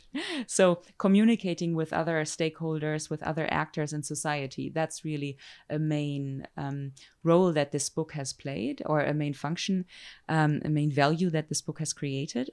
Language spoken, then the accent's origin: English; Germany; moved away as an adult; also born or lived in Zurich, Switzerland; now in United States; I'm German or European, you know, I grew up in Europe.